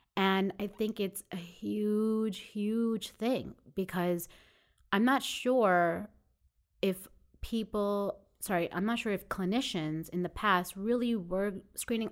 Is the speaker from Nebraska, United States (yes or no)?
no; Jericho, New York, United States; also born or lived in Coney Island, Brooklyn; I actually grew up in Long Island. Um, I was born in Coney Island